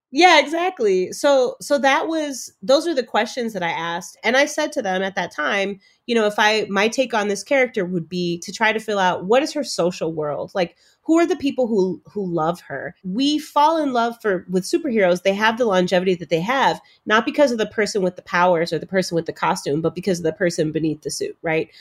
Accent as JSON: {"language": "English", "town": "Chicago", "region": "Illinois", "country": "United States", "tie": "born or raised there", "also_born_or_lived": "Cambridge, Massachusetts", "said": "I have myself been a Black girl growing up in Chicago"}